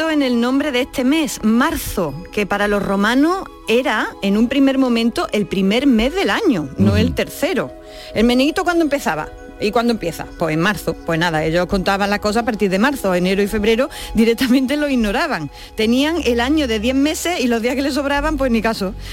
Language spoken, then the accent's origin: Spanish; Andalusia, Spain; accent: Andalusian; Así, es, con mi acento propio.